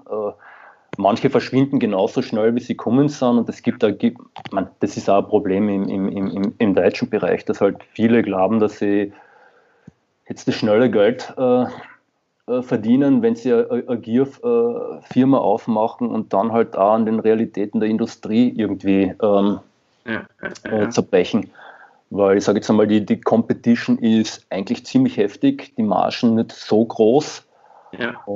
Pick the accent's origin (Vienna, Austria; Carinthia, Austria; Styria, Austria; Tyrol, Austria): Carinthia, Austria; ich komme ja selbst aus Kärnten, im Endeffekt